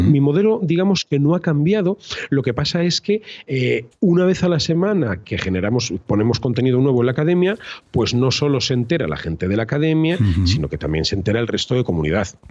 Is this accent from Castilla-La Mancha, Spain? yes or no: yes; Cuenca, Castilla-La Mancha, Spain; also born or lived in Madrid; now in Tenerife, Spain; yo soy de Cuenca y era maestro en Madrid y ahora soy fotógrafo y vivo en Tenerife